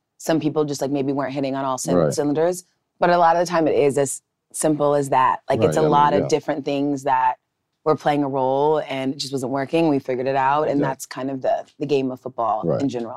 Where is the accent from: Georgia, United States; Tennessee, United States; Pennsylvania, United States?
Georgia, United States; I grew up in Georgia